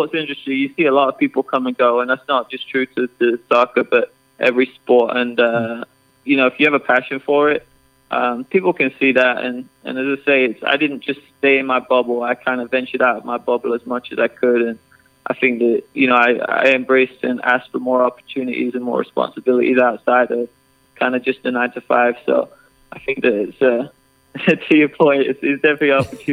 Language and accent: English; England, United Kingdom; moved away as an adult; also born or lived in Chicago; now in Texas, United States; I grew up in England, played football, soccer my whole life